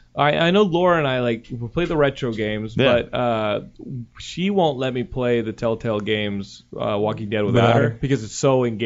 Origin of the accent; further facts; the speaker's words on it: Texas, United States; now in California, United States; I'm from Texas